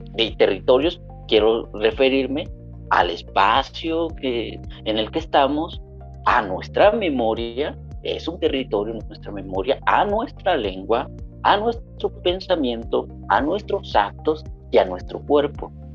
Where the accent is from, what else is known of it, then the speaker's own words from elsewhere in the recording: Acapulco, Guerrero, Mexico; nosotros crecimos en Acapulco